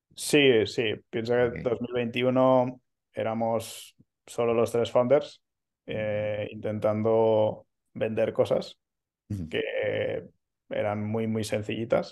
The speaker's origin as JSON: {"language": "Spanish", "town": "Manresa", "region": "Catalonia", "country": "Spain", "moved": "as an adult", "lives_now": "Barcelona, Spain", "said": "soy de, cerca de Barcelona, eh, no, nací en, la ciudad, eh, soy de Manresa"}